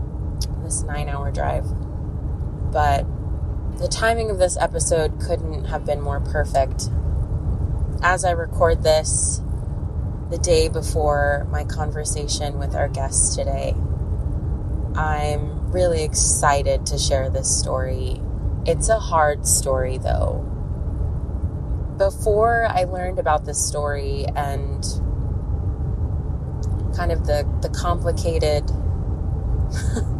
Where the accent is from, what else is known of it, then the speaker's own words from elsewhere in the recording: Southern California, United States; now in Northern California, United States; I'm originally from SoCal. That's where my family is.